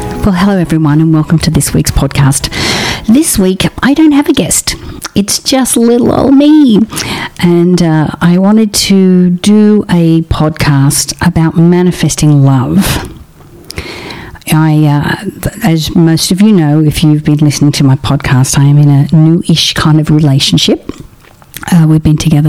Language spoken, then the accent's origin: English; Australia; now in Los Angeles, United States; I'm an Australian